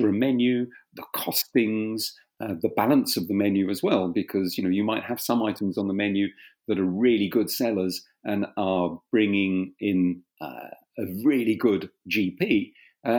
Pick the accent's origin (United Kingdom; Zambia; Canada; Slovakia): United Kingdom; England; accent: slight South London; first language French; also born or lived in Kent; My father and mother arrived in England in 1958. I was born here.